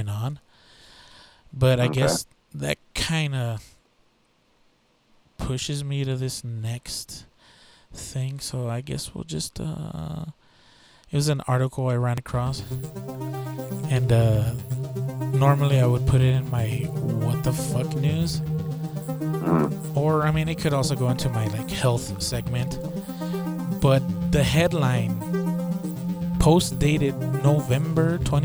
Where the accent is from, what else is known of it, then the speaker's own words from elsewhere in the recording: United States; I'm American